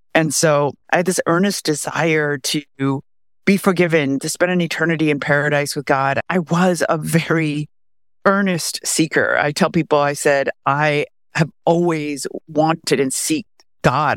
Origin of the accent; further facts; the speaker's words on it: Beverly Hills, California, United States; I grew up in Beverly Hills, California